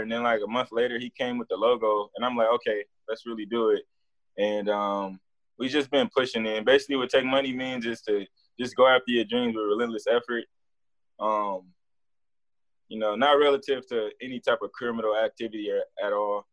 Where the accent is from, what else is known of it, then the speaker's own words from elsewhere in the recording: Los Angeles, California, United States; moved away as an adult; I come from South Central, a real crazy place